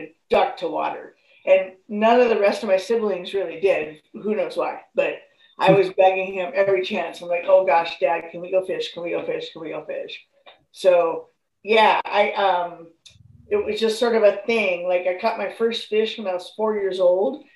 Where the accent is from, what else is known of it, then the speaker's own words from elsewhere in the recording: north end of the Hood Canal, Washington, United States; I grew up in Washington State. I grew up on the north end of the Hood Canal, right very near the Hood Canal Bridge.